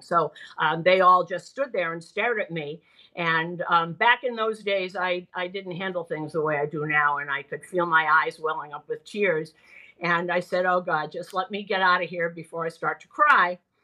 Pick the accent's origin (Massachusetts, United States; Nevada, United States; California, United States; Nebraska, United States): Massachusetts, United States; Boston; I'm from Boston